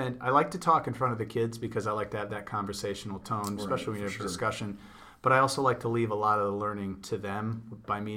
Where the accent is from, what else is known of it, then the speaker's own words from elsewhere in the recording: Ohio, United States; pretty much raised in Ohio